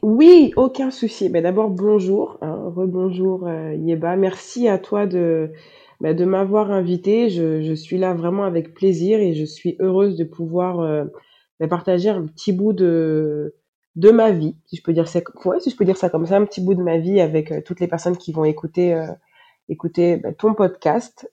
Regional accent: Paris, Île-de-France, France; moved away as an adult; also born or lived in Moncton, Canada / Montreal, Canada; now in Dakar, Senegal; Je suis née, j'ai grandi en France, euh, à Paris.

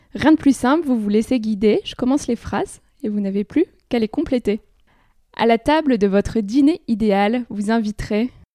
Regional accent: France; j'ai un papa immigré, je suis né en France

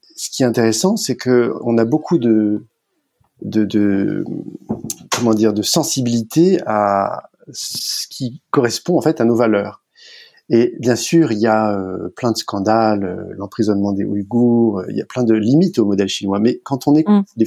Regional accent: France; je suis français

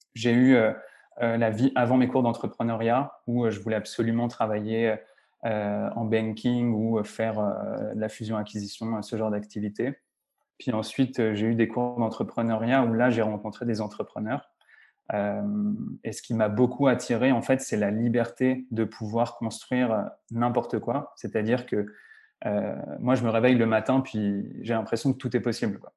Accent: Lyon, Auvergne-Rhône-Alpes, France; moved away as an adult; also born or lived in Argentina / Montreal; je suis français d'origine, je suis né à Lyon

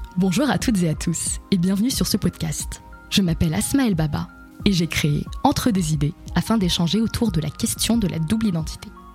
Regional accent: Le Mans, Pays de la Loire, France; now in Paris, France; Je suis née au Mans, dans le département de la Sarthe, et de parents d'origine syrienne

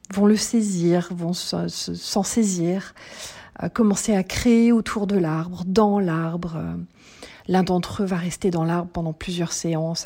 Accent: Paris, Île-de-France, France; now in Lauzerte, France; je suis née à Paris et je vis à Lozerte, en Occitanie

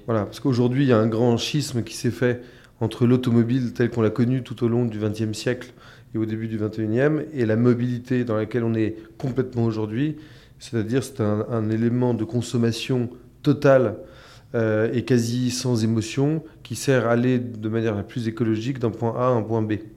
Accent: France; chez nous en France

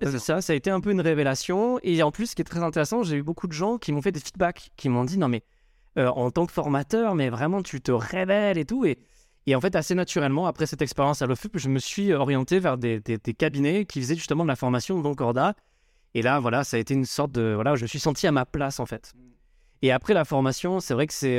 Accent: Marseille, Provence-Alpes-Côte d'Azur, France; moved away as an adult; now in Paris, France; je suis originaire de Marseille, j'ai débarqué à Paris il y a bientôt 20 ans

